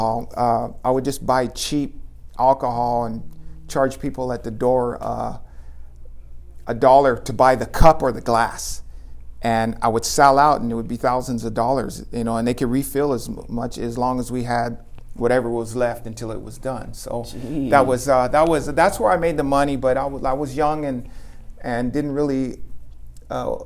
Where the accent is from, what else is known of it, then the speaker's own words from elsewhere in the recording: Los Angeles, California, United States; I'm from LA. I grew up in Echo Park